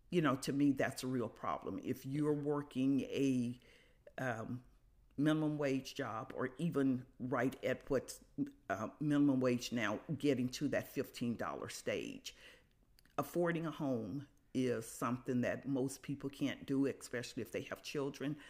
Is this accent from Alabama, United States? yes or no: yes; Birmingham, Alabama, United States; moved away as an adult; now in Carbondale, United States; I'm originally from Birmingham, Alabama. I grew up there, went to school there, uh, came to Carbondale in nineteen seventy-one